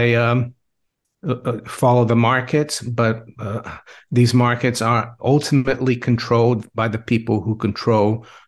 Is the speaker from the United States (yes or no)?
no; Brazil; English is a second language; now in United Kingdom; Well, I grew up in Brazil, where we had a lot of inflation, so I was always interested in money. I've been in the UK since 1992.